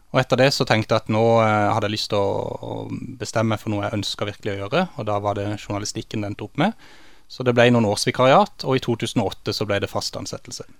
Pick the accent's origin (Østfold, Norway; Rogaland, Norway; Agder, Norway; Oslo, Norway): Agder, Norway; Kristiansand; jeg vokste opp i Torredalsveien på Lund, der mine foreldre fortsatt bor